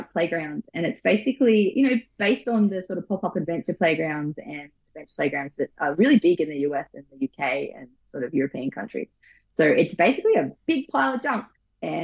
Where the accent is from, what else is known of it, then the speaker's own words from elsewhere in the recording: the North Coast, New South Wales, Australia; I grew up on the North Coast. I grew up for a long time, I lived on a hippie commune